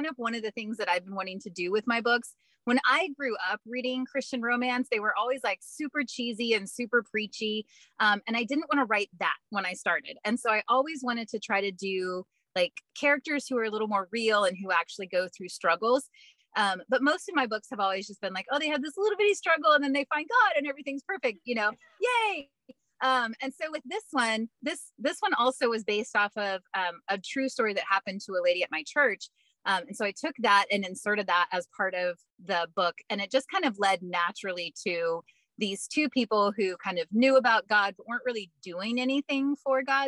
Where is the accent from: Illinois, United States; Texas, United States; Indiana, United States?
Texas, United States; moved away; I'm originally from Texas.